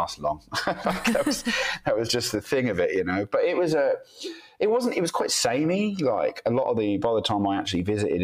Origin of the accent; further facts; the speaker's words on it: Norwich, East of England, United Kingdom; moved away as an adult; I'm a British guy. I'm late 30s now, but I'm originally from Norwich in the United Kingdom.